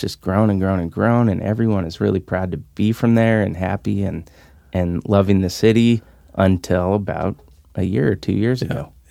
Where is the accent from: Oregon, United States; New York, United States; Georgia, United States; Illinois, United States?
Oregon, United States; Salem; I'm from Salem